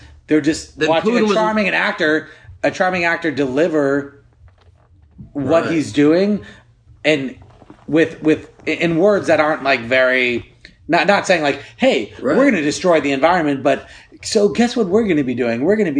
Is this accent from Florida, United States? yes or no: no; San Fernando Valley, California, United States; And we're both Valley boys. We're both from the Valley